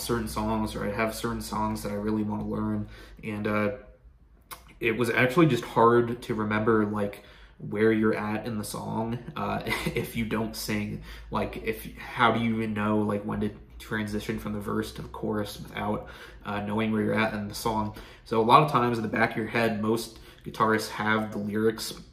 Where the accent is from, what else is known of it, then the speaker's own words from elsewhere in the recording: Pennsylvania, United States; I grew up in Pennsylvania